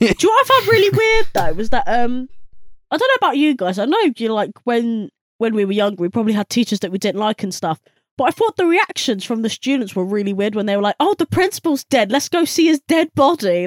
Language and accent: English; United Kingdom; we're British